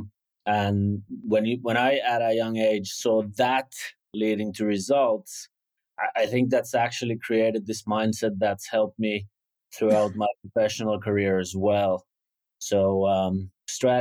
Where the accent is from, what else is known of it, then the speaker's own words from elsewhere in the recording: Hyvinkää, Uusimaa, Finland; I'm from Hyvinkää, Finland.